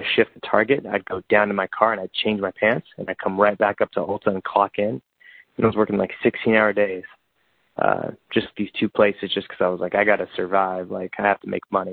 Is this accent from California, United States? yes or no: yes; Bakersfield, California, United States; moved away as an adult; now in Los Angeles, United States; I actually went back to Bakersfield, my hometown, to save up a little bit of money.